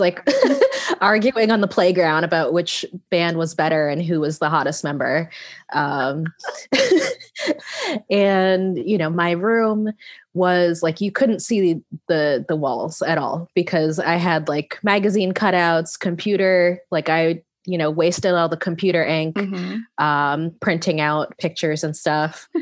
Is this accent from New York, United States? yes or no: no; Connecticut, United States; growing up in Connecticut, which is where I'm from